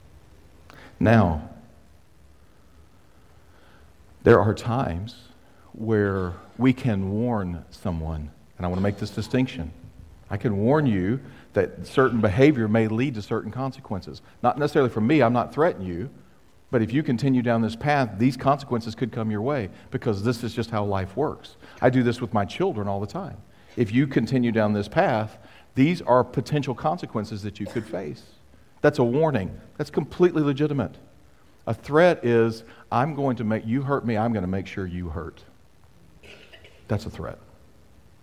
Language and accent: English; United States; I am a proud American citizen